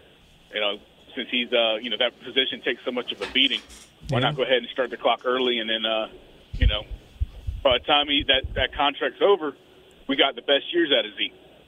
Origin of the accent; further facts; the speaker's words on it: Charlotte, North Carolina, United States; Actually, man, I'm from Charlotte, North Carolina. I'm driving through Georgia on my way to Arlington now.